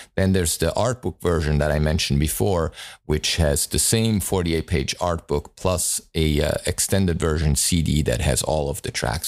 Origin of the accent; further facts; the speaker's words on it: Italy; moved away; I grew up in Italy